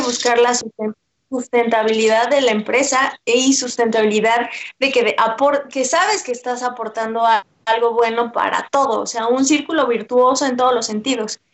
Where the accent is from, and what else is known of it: Mexico